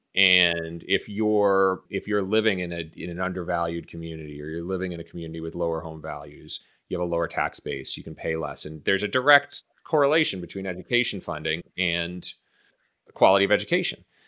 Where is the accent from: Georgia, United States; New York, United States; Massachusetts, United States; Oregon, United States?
Massachusetts, United States; Boston; moved away as an adult; also born or lived in Chicago; growing up in Boston, I grew up in, I mean, Boston is a fair, at least at the time when I was growing up, was a fairly segregated city